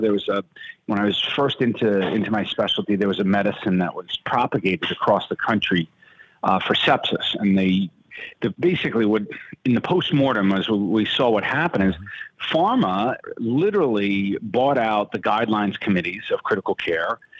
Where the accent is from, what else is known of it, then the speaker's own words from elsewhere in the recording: New York, United States; moved away; also born or lived in Wisconsin; I'm from New York. I'm trained in New York